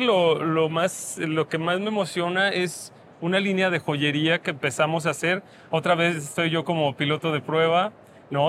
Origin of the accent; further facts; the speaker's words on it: Michoacán, Mexico; en Michoacán en mi pueblo